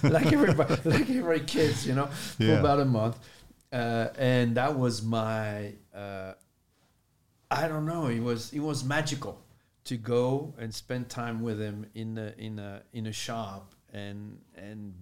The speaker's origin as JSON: {"language": "English", "country": "France", "tie": "born or raised there", "second_language": "English", "moved": "yes", "said": "Born and raised in France."}